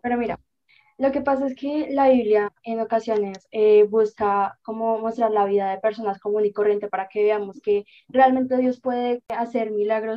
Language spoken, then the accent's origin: Spanish; Colombia; yo nací en Colombia, yo soy cristiana